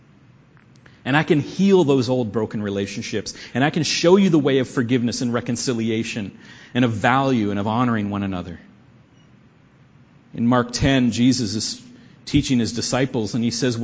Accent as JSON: {"language": "English", "country": "Canada", "said": "we're Canadians. And that we're Christians. We're Canadian Christians"}